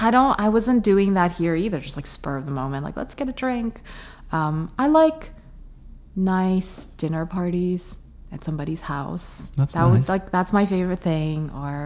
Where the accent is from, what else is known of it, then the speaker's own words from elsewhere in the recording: New York City, New York, United States; I consider myself a New Yorker.